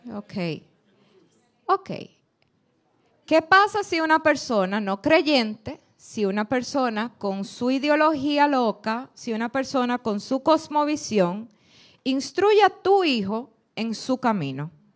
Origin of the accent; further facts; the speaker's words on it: Dominican Republic; Nosotros como dominicanos